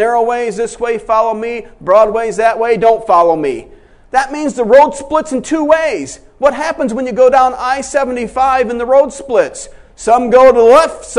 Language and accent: English; Michigan, United States; went to Florida when I was from Michigan